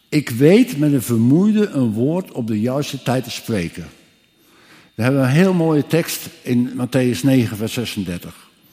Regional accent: Ermelo, Gelderland, Netherlands; also born or lived in Scherpenzeel (birthplace, ASR 'Schavenpolder'); ik kom uit Ermelo

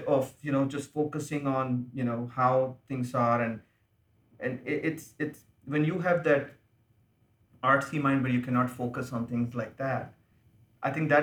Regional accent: India; accent: Indian English; now in United States; I speak Indian English.

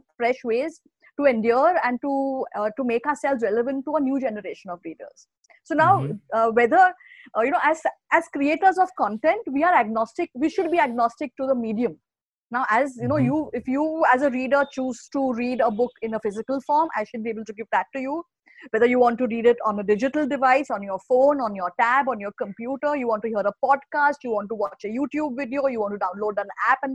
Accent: India; as Indians

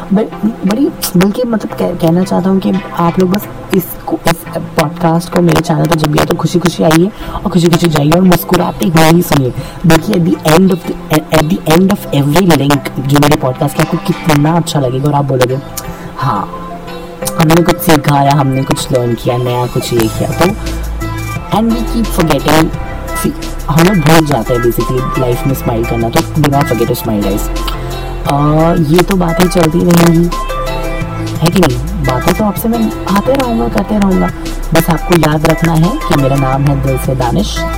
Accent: Mumbai, Maharashtra, India; मैं मुंबई से हूँ

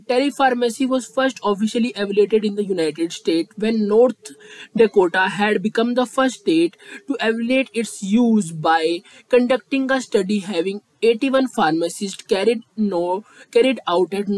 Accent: India; I am from India

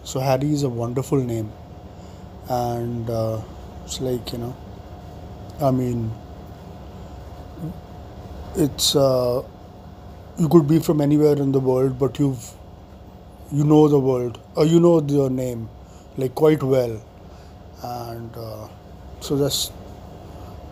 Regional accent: North India, India; I am from North India

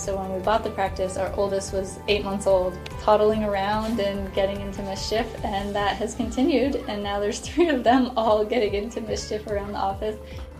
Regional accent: Maine, United States; moved away; I grew up in Maine and I love being outside.

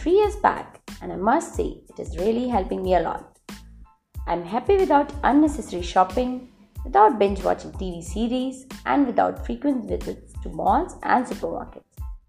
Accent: India; Being an Indian

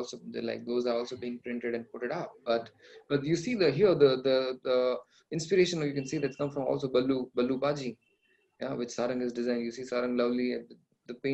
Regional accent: Saurashtra, Gujarat, India; I am from Saurashtra

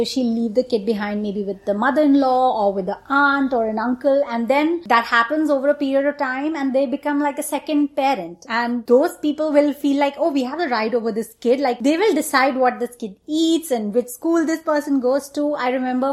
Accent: India; moved away as an adult; now in United States; We are two Indian women who grew up in India and moved to United States after getting married.

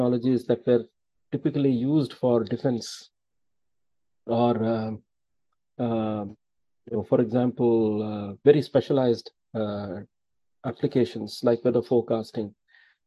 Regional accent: Thanjavur district, Tamil Nadu, India; We hail from Thanjavur district

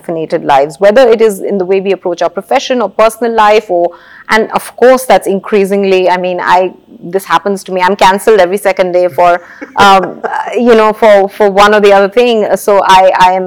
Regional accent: Kolkata, West Bengal, India; I grew up in Calcutta

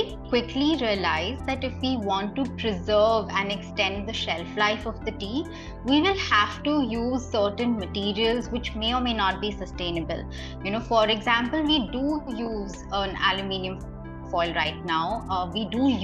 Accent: Mumbai, Maharashtra, India; I'm born and raised in Bombay

